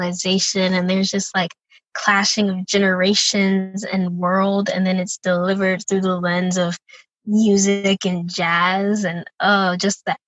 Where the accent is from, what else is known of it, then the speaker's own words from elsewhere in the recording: Tampa, Florida, United States; moved away as an adult; also born or lived in Madison, Wisconsin; growing up in Tampa, Florida, it's very like culturally diverse place